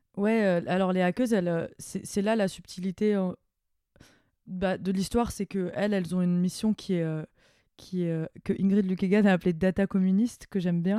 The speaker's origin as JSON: {"language": "French", "area": "near Mulhouse", "region": "Grand Est", "country": "France", "tie": "born or raised there", "said": "j'ai grandi à Morchevel-le-Bas, donc à côté de Mulhouse"}